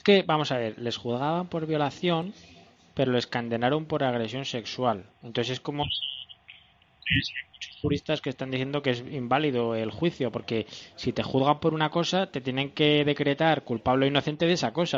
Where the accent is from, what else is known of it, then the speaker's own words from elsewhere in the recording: Spain; los españoles fuimos a evangelizar